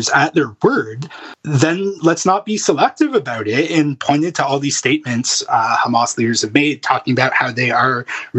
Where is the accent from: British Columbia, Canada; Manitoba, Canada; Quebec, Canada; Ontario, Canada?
Ontario, Canada; Thornhill; also born or lived in Medicine Hat / Edmonton; now in Alberta, Canada; I'm from Thornhill